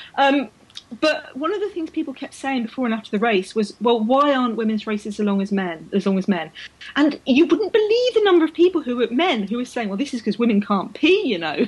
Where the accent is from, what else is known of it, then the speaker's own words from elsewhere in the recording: London, United Kingdom; I was so proud to be a Londoner. I was born in London. I grew up in London.